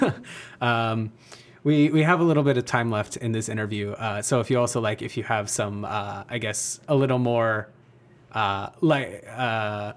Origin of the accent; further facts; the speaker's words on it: Springfield, Illinois, United States; I'm from Illinois myself